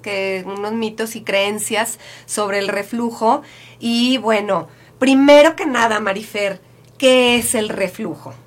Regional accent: Mexico

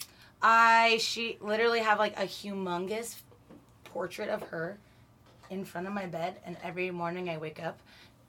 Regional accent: Texas, United States; I am from Texas.

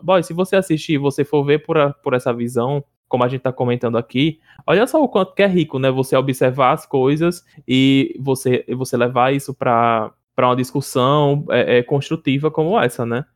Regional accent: Northeast Brazil, Brazil

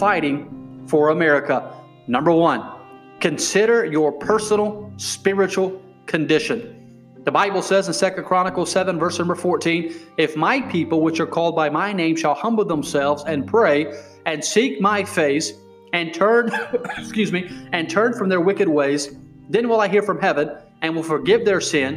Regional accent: United States; I am an American

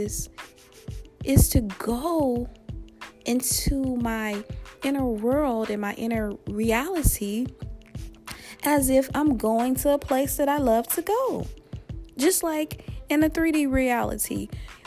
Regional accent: Louisiana, United States; my home state of Louisiana

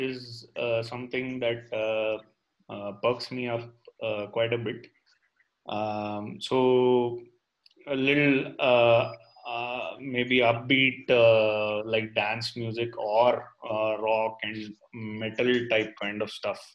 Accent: Goa, India; moved away; I grew up in Goa

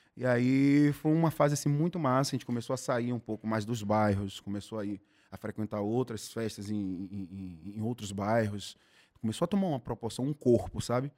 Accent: Salvador, Bahia, Brazil; eu fui nascido e criado em Piripiri, que é o subúrbio ferroviário aqui de Salvador

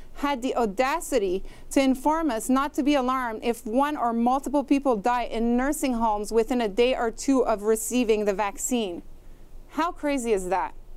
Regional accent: Canada; as Canadian citizens

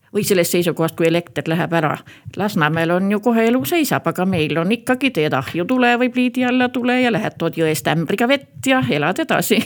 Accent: Päinurme, Järva County, Estonia; also born or lived in Põltsamaa / Paide district; mina olen üldiselt pärit siit kõrvalt Päinurmest, olen Põltsamaal siin koolis käinud

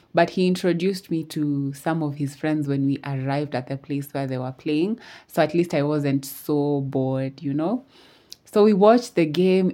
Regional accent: Eldoret, Uasin Gishu County, Kenya; I'm from Eldoret.

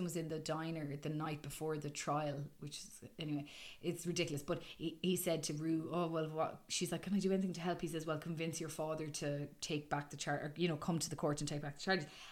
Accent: Galway, Connacht, Ireland; accent: Galway; I'm saying in my thickest Galway accent

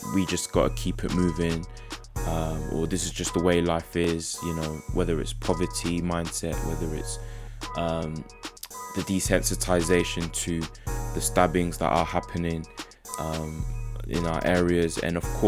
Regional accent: Essex, East of England, United Kingdom; also born or lived in South London / Ghana (ancestry); now in Derby, United Kingdom; Born in South London, grew up in Essex, and now we're living in Derby.

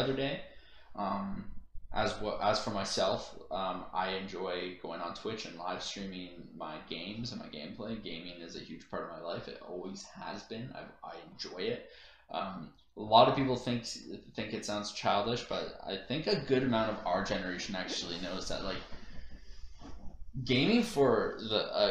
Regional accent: Canada; being a Canadian

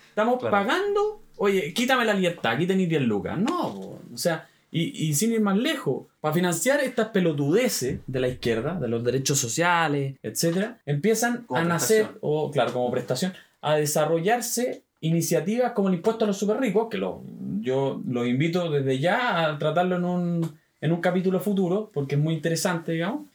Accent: Chile; somos todos los chilenos

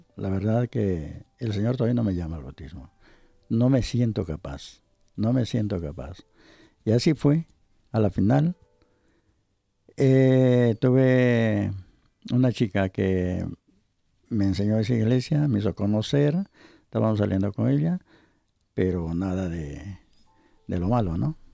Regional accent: Ecuador; moved away; Era sucres en mi país

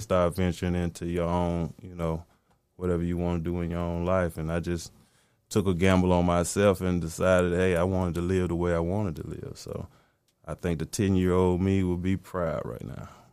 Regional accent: the South, United States; I'm from the South, man, so I'm heavily influenced by Southern music

